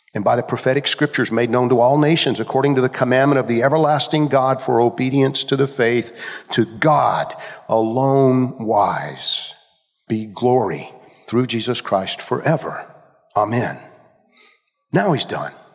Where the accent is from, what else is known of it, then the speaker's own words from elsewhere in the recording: Georgia, United States; I grew up in Georgia